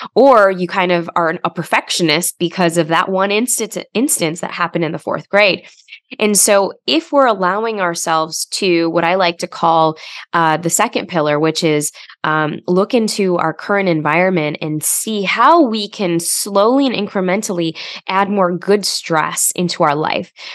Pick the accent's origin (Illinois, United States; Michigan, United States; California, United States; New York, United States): Illinois, United States; Chicago; I grew up in Chicago, um, you know, to immigrant parents.